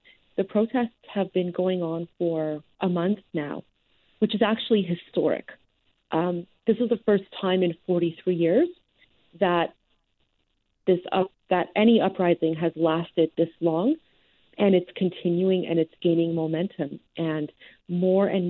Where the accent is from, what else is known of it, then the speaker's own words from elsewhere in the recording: Canada; also born or lived in Iran; My parents immigrated to Canada when I was a year old